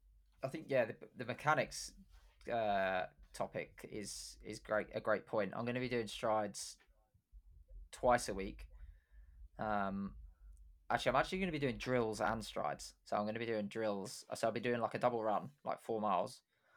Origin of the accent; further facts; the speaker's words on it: Luton, East of England, United Kingdom; born there; I was born in Luton. People from Luton don't do that.